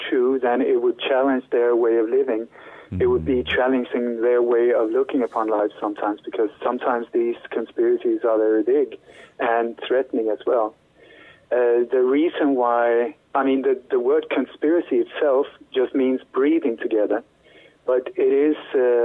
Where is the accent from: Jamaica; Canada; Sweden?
Sweden; moved away as an adult; also born or lived in Denmark; now in Spain; We moved to Sweden when I was a child, but then when I grew up there, I started working as a journalist